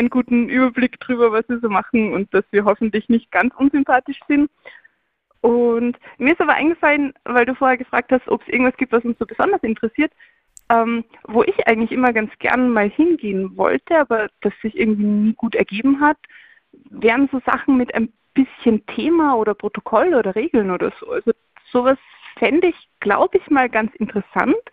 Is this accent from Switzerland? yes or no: no; Austria; ja, wir sind beide aus Österreich.